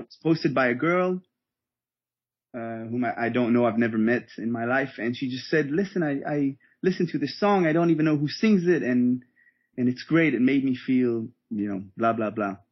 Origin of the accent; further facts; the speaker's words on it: Israel; also born or lived in Germany; I was born and raised in Israel